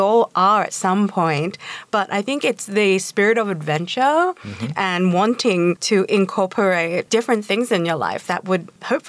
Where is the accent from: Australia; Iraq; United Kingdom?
Australia; moved away; I grew up in Australia